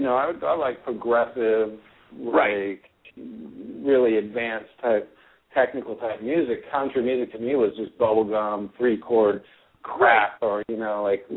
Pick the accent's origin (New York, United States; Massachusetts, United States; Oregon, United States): Oregon, United States; Portland; So my whole life, I grew up in Portland, Oregon, very liberal